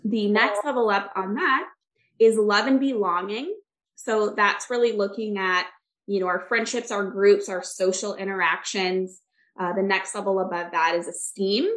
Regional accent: Michigan, United States; now in Orlando, United States; I actually grew up in Michigan

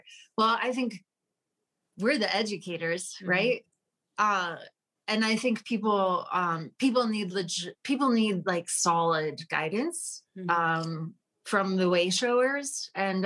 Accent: Utah, United States; moved away; also born or lived in Washington, D.C.; I'm originally from Utah

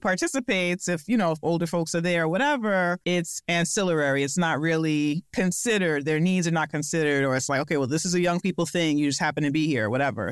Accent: New York, United States; As a New Yorker, as a Black person

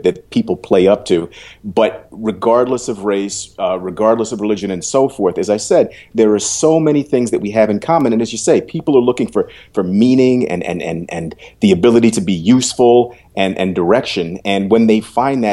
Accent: New York City, New York, United States; moved away as an adult; my being a New Yorker, by being from Harlem

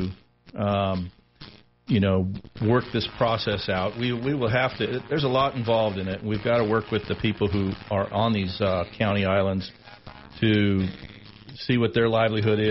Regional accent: Billings, Montana, United States; now in Sheridan, United States; growing up in Billings

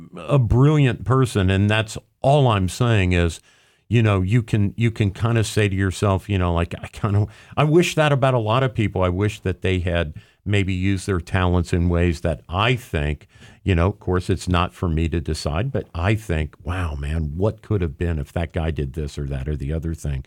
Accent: Cincinnati, Ohio, United States; I grew up in Cincinnati

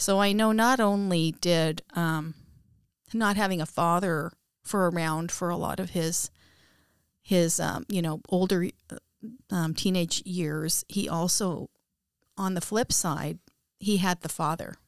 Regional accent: Abbotsford, British Columbia, Canada; also born or lived in Aldergrove; I grew up in Abbotsford in British Columbia, Canada. And I grew up in Aldergrove.

